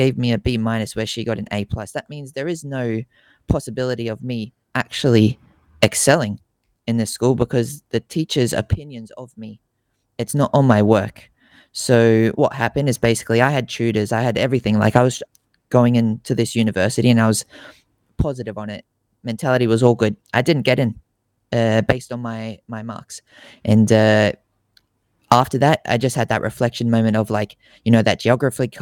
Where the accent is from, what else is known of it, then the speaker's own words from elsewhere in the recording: Australia; I'm based over here in Australia, born and raised in Australia